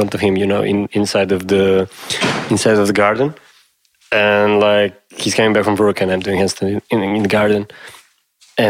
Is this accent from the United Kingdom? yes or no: no; Serbia; also born or lived in Yugoslavia; where are you from? I say Serbia